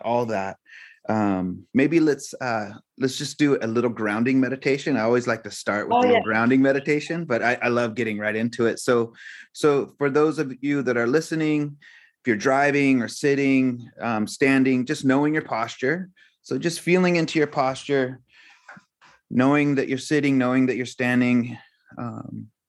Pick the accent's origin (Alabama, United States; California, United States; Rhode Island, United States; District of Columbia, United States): California, United States; Santa Cruz; I grew up in Santa Cruz